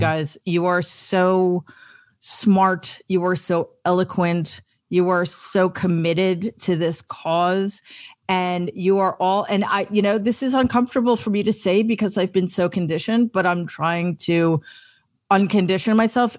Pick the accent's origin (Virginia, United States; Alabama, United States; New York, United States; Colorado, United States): New York, United States; I am such a New Yorker